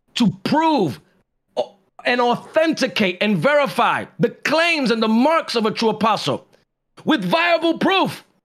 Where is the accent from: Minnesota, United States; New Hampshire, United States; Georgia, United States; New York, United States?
New York, United States; New York City; I'm from the Bronx